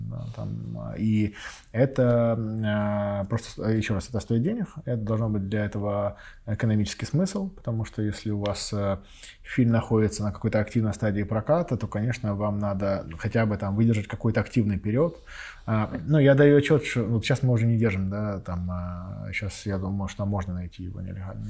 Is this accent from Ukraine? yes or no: yes; Donetsk, Donetsk Oblast, Ukraine; я сам родом из Донецка